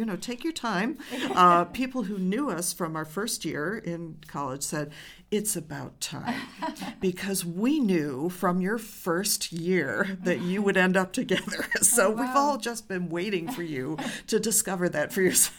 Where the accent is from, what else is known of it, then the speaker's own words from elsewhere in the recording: Rochester, New York, United States; also born or lived in Maine; I grew up in Rochester, New York, the home of the Eastman School of Music